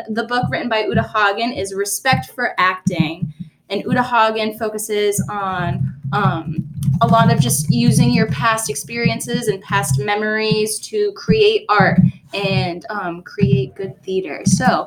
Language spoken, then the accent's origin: English; Raleigh, North Carolina, United States; also born or lived in upstate New York; I actually grew up in upstate New York. But then around third grade, I moved to North Carolina, Raleigh, North Carolina. So I grew up in Raleigh until I moved off to college.